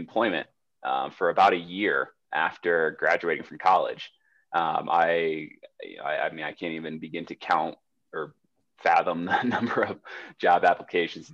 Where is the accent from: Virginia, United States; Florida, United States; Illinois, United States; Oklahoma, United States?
Florida, United States; Jacksonville; now in Colorado Springs, United States; I grew up in Jacksonville, Florida